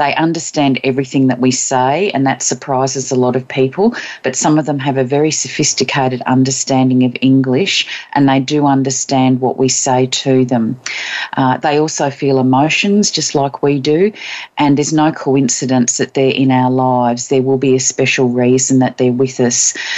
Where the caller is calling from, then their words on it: Queensland, Australia; I'm in Queensland on the east coast of Australia.